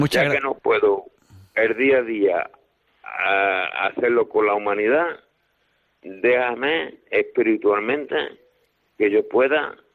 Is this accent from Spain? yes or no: yes; Málaga, Andalusia, Spain; also born or lived in Paris, France; now in Villablanca, Spain; yo soy malagueño, después de Málaga me fui a París, en Francia he estado siete años, hoy vivo aquí en Villablanca, en Huerva, llevo tres años y medio